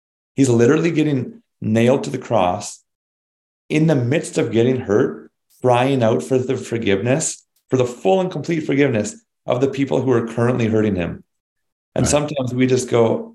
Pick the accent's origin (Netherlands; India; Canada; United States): Canada; we're Canadian